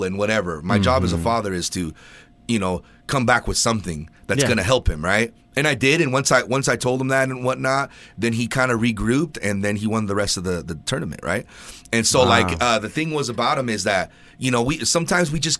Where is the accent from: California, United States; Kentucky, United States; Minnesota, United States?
California, United States; Ventura; I'm from Ventura, so we're like, you know, we're down in Southern California